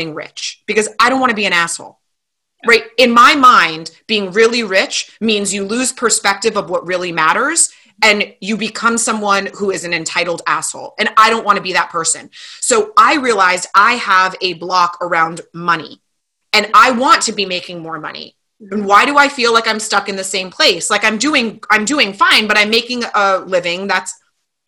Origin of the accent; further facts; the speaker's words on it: Calabasas, California, United States; I grew up in Calabasas.